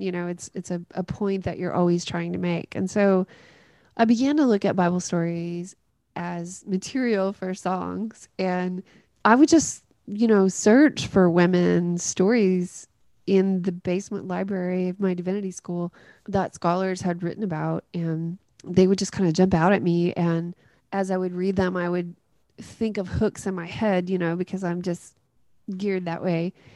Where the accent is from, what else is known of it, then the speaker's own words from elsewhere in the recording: Greenfield, Tennessee, United States; up in a really small town in West Tennessee called Greenfield